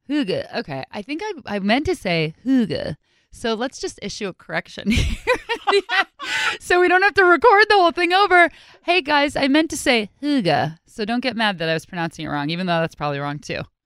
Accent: United States; accent: American; my American accent

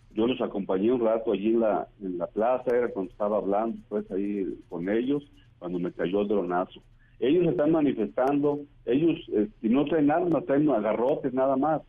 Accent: La Ruana, Michoacán, Mexico; ahí en mi pueblo

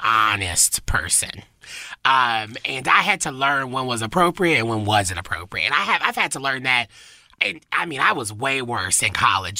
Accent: the South, United States; accent: southern; my southern accent, I can't help it sometimes

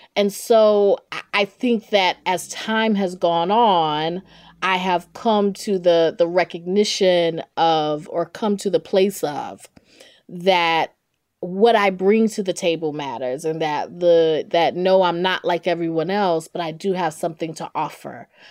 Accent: Durham, North Carolina, United States; accent: Southern; growing up in Durham, North Carolina, I knew I wanted to be a journalist

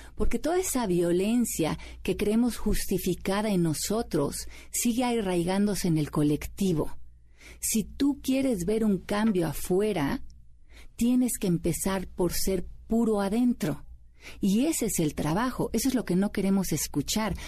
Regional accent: Mexico City, Mexico; moved away as an adult; now in United States; yo nací aquí en la Ciudad de México. Eh, me fui a vivir a Estados Unidos hace 20 años

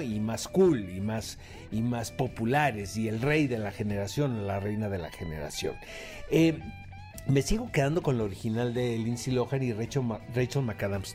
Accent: Mexico; como mexicano

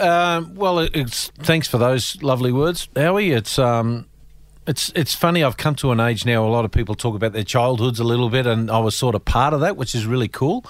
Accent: Melbourne, Victoria, Australia; also born or lived in East Burwood; I was a, a Mount Waverley boy

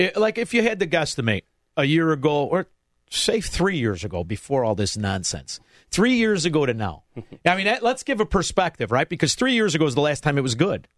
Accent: Melrose Park, Illinois, United States; also born or lived in Southwest Florida; now in Elmwood Park, United States; I'm from Melrose Park, but I live in Elmwood Park

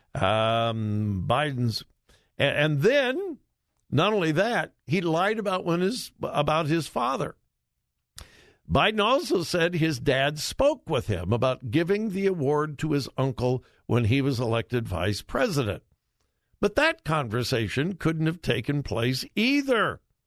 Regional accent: Southern California, United States; moved away as an adult; also born or lived in Ohio; I'm from Southern California.

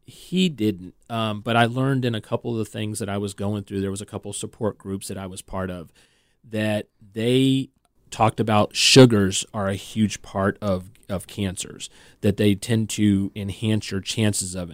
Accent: California, United States; moved away; I'm originally from California

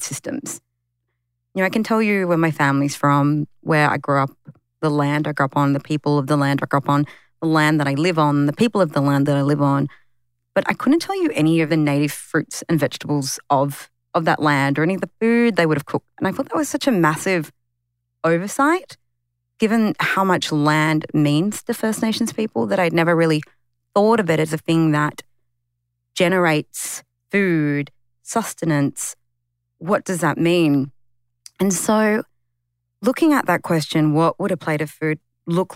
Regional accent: Sydney, New South Wales, Australia; the community I grew up in Western Sydney, it's the highest urban Aboriginal

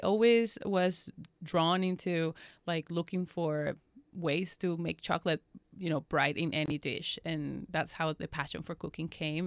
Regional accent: Venezuela; now in Los Angeles, United States; growing up in Venezuela, uh, you know, we had these beautiful, you know, uh, plantations of cocoa

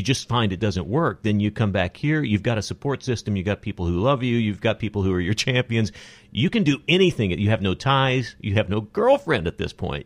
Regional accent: Odessa, Texas, United States; moved away as an adult; now in Los Angeles, United States; I came from Odessa, Texas

